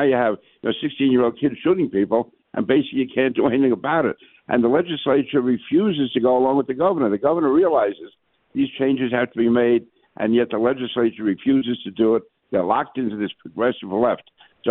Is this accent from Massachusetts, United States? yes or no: no; New York City, New York, United States; you're right. My mother grew up on the east side of Manhattan. My father grew up in Brooklyn. I grew up in Queens, the sunny side.